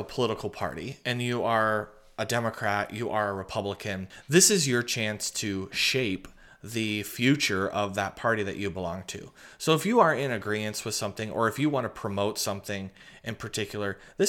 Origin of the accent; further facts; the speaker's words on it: Iowa, United States; Yeah, I was born and raised here in Iowa. I was born up by Waterloo, and then my family relocated down here when I was young to Dallas County.